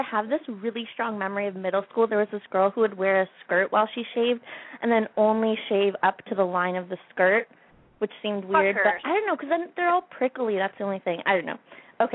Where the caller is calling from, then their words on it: Ottawa, Ontario, Canada; also born or lived in Washington, D.C.; I am 20, and I am calling from Ottawa in Canada.